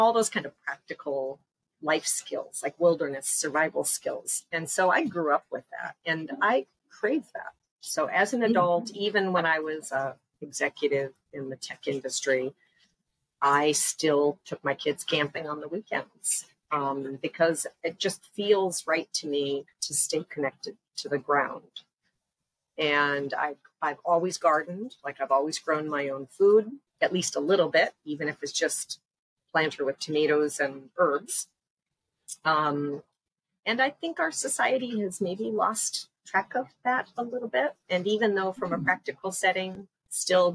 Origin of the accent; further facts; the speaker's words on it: Upper Peninsula of Michigan, United States; now in Panama; I grew up in the Upper Peninsula of Michigan, where there are way more deer than there are people